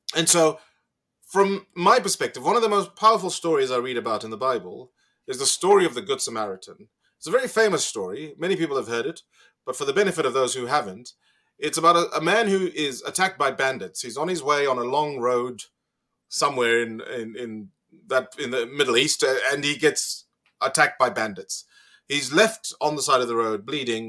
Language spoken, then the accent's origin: English; Zimbabwe; moved away as an adult; now in Australia; I grew up in Zimbabwe, had a wonderful education